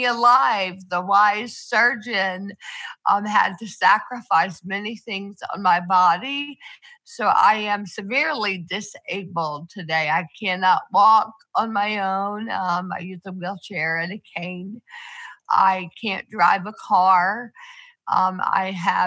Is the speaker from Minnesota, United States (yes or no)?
no; Athens, Georgia, United States; moved away as an adult; now in Atlanta, United States; I was born in Athens, Georgia, where I lived my entire life until college